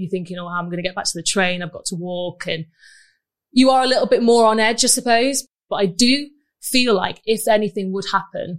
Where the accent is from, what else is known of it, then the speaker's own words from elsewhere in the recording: Manchester, North West England, United Kingdom; Manchester is just my home